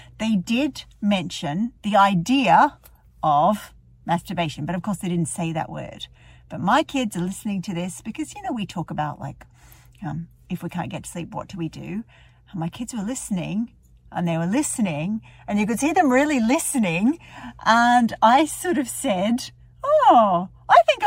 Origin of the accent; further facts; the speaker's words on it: Melbourne, Victoria, Australia; moved away as an adult; now in Dublin, Ireland; I live in Ireland, in Dublin, but I'm from Melbourne originally.